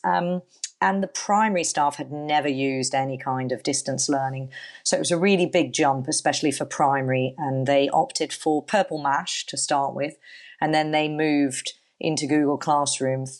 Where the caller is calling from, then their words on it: Palma, Balearic Islands, Spain; also born or lived in Birmingham; I'm calling from Palma de Mallorca in Spain.